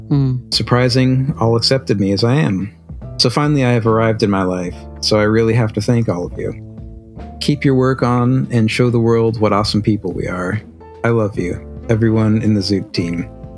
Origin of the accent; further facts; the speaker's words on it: Germany; English is a second language; I'm from Germany, and here we have the Zeta Verein.